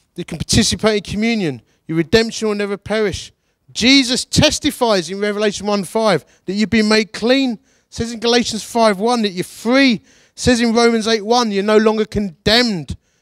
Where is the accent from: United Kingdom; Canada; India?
United Kingdom; Essex, East of England; now in Derbyshire, United Kingdom; I'm from Essex. We're proper grumpy about everything all the time